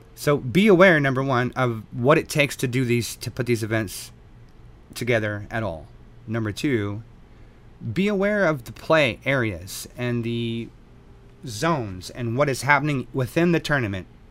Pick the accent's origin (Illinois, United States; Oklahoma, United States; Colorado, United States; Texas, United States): Texas, United States; born and raised in Texas